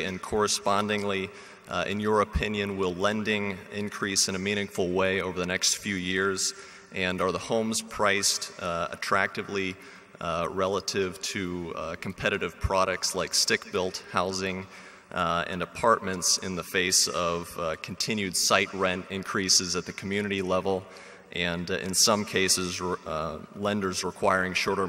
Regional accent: Chicago, Illinois, United States; I'm from Chicago, Illinois.

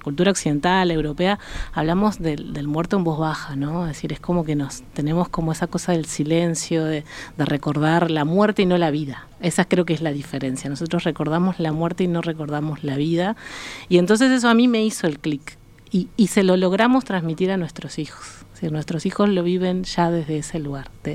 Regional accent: Uruguay; moved away as an adult; also born or lived in Mexico; uruguaya que estaba en México

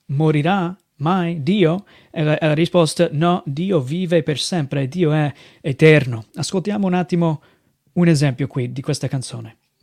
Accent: United States; Italian is a second language; moved away as an adult; now in Italy; vengo dai Stati Uniti, sono qui in Italia servendo il Signore

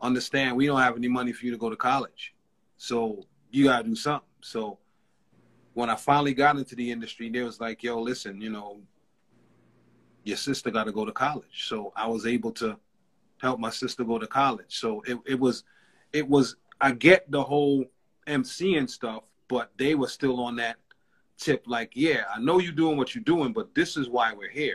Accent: New York City, New York, United States; growing up in East Flatbush, Brooklyn

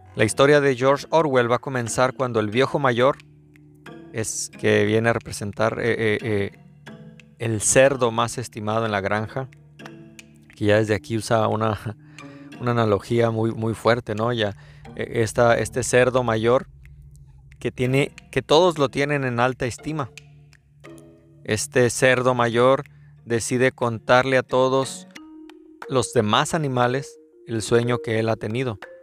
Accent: Mexico; soy mexicano

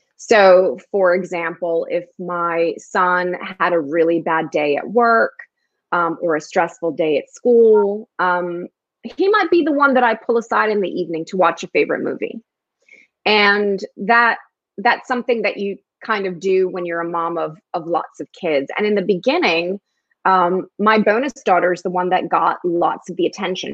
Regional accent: Newark, New Jersey, United States; born or raised there; first language Spanish; English is a second language; also born or lived in New York

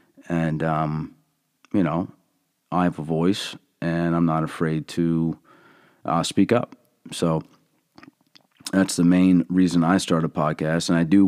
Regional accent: Allentown, Pennsylvania, United States; I was born and raised in Allentown, PA, and, you know, I have been given a set of lenses, that are pretty unique, I think.

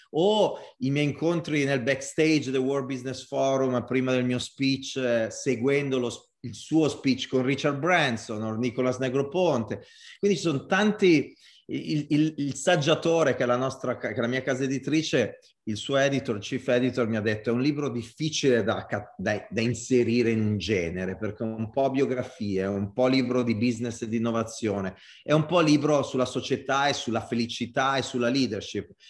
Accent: Italy; accent: Italian; vulcanicità, l'italiana, col mio accento, col mio body language, è tutto connesso in un unico mix.

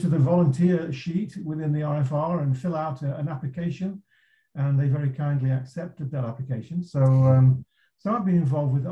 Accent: England, United Kingdom; accent: English; moved away as an adult; now in California, United States; I'm located in California, despite my English accent. I immigrated over here in 1987

